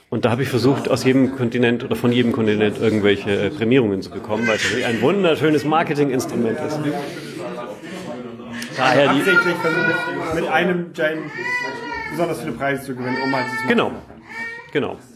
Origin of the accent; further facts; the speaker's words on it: Bavaria, Germany; Ich komme ursprünglich aus Franken und äh, Franken ist so zweigeteilt.